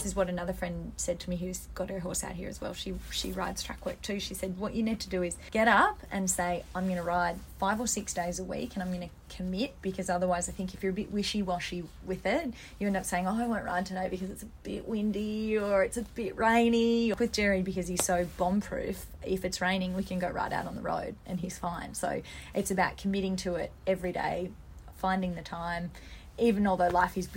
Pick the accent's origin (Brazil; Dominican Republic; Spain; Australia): Australia; Melbourne, Victoria; I grew up in Melbourne